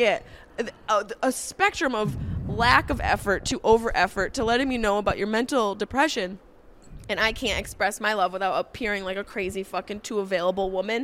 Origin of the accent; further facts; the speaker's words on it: Syracuse, New York, United States; moved away as an adult; now in Los Angeles, United States; I grew up in Syracuse. I left when I was 18